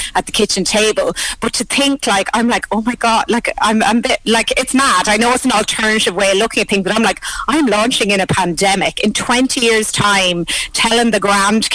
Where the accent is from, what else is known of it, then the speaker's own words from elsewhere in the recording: Thomastown, County Kilkenny, Ireland; My first order came from my hometown of Thomastown